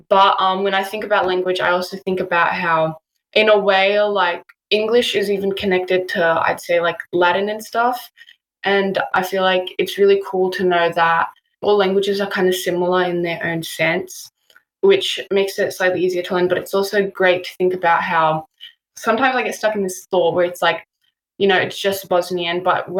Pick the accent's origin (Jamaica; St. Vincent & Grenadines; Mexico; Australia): Australia; They had to migrate during a war. So they had to go to Croatia and they had to go to Germany and they came here, which is where I was raised and I was born and raised. But yeah, just growing up with like having that Bosnian culture was just like really good.